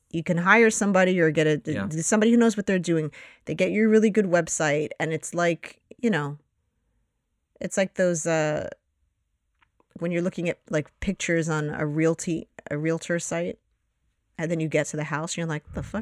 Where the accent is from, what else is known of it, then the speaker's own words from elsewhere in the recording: Astoria, New York, United States; Studios in Astoria. Um, so uh, that's my hometown, if you will.